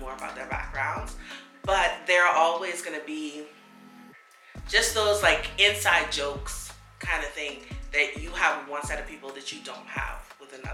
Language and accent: English; Bahamas; accent: Bahamian; moved away; my Bahamian accent comes out